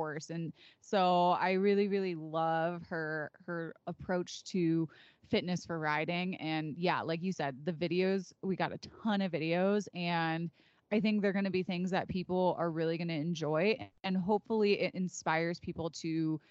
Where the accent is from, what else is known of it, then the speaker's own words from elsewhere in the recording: Illinois, United States; I'm from Illinois